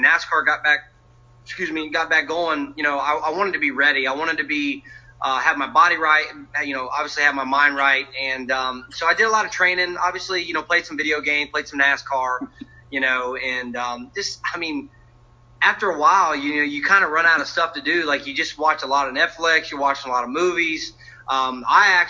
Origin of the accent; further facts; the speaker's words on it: Colonial Heights, Virginia, United States; moved away; I'm from Colonial Heights, Virginia, so I'm a Virginia boy